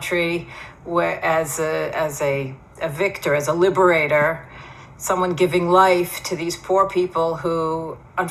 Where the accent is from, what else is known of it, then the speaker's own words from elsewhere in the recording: Philadelphia, Pennsylvania, United States; now in Israel; My background is that I was born in Philadelphia. I went to Jewish day schools, belonged to a conservative synagogue